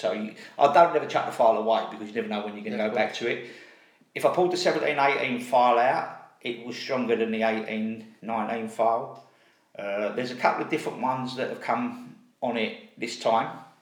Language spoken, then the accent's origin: English; London, United Kingdom; I was brought up in Custom House